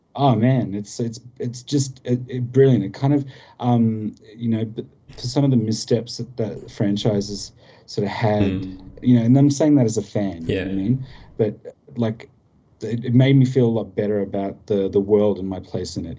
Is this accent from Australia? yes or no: yes; Australia; as an Australian